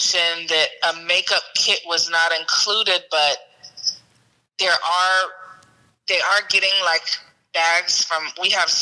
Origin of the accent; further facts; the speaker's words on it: Cincinnati, Ohio, United States; moved away as an adult; now in Atlanta, United States; I'm located in Atlanta, but I'm from Cincinnati, and I've been here like literally a year